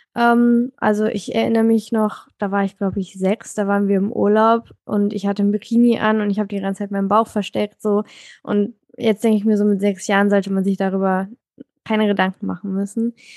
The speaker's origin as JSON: {"language": "German", "country": "Germany", "lives_now": "Hamburg, Germany", "said": "Also ich komme aus Deutschland."}